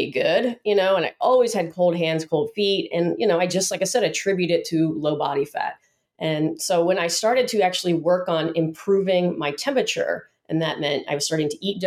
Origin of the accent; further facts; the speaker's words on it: Atlanta, Georgia, United States; moved away as an adult; now in San Diego, United States; I came from Atlanta, Georgia